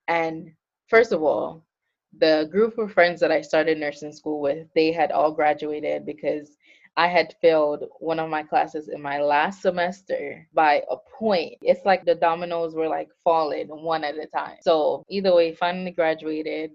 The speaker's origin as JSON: {"language": "English", "town": "Montego Bay", "country": "Jamaica", "also_born_or_lived": "Florida / New Jersey", "moved": "yes", "lives_now": "Atlanta, United States", "said": "I am currently located in Atlanta, Georgia, um, but I'm originally from Montego Bay, Jamaica"}